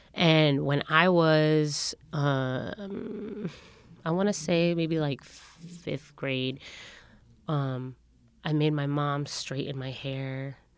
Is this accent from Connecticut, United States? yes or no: yes; Windsor, Connecticut, United States; growing up in Windsor, Connecticut